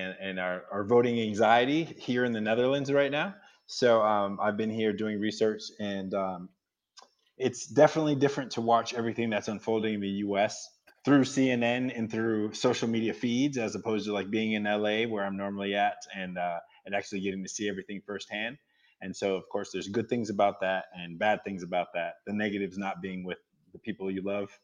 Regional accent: Massachusetts, United States; I'm originally from Massachusetts, and where I was in Massachusetts, there was not a lot of reason for people from different backgrounds to get together

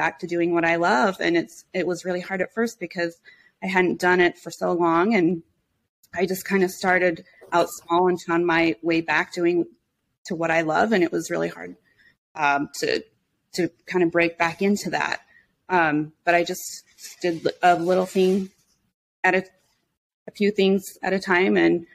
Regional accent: Monticello, Utah, United States; I grew up in San Juan County in Monticello, down by the Four Corners

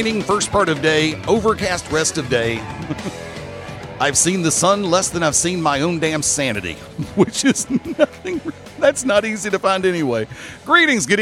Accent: Alabama, United States; moved away; I have friends in my home state

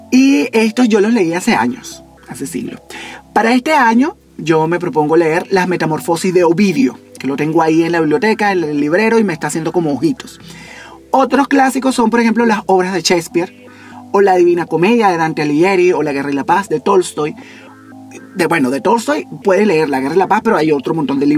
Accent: eastern Venezuela, Venezuela; No oriental de mi tierra de oriente de, de Venezuela, no, oriental.

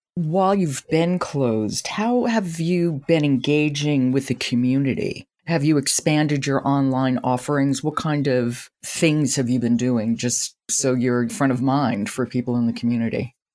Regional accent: New York City, New York, United States; I, I grew up in New York City and grew up going to the Met.

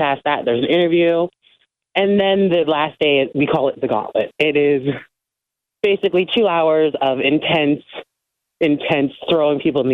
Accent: Baltimore, Maryland, United States; Born and raised in Baltimore

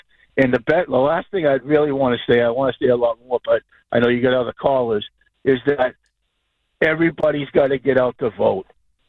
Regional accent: Somerville, Massachusetts, United States; now in Hampton Roads, United States; I grew up in Somerville, Mass., and I'm glad to be out of there, but I served 30 years in the Marine Corps, and I live down here in Hampton Roads, Virginia, and which is southeast of Arlington

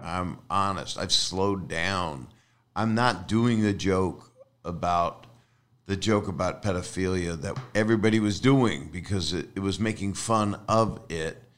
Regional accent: Philadelphia, Pennsylvania, United States; I am a fool from Philly.

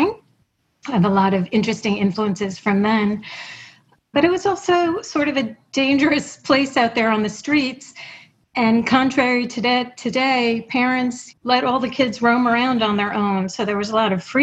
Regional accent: New York City, New York, United States; also born or lived in Montreal; I grew up in New York City. My parents were both immigrants.

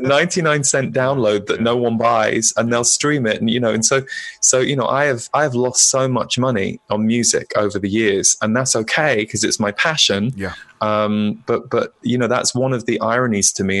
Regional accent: United Kingdom; now in United States; as a British person living in America

